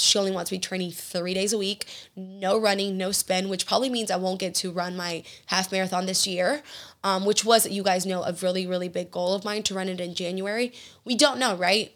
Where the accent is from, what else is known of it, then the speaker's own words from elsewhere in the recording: Georgia, United States; now in Houston, United States; I grew up in Georgia with, eh, with Southern hospitality